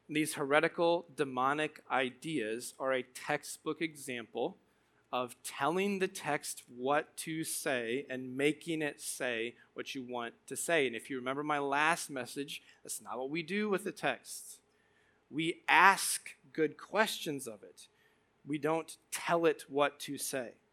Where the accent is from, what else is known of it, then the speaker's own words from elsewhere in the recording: Morton, Illinois, United States; also born or lived in Tremont, Illinois; I grew up in Morton and Tremont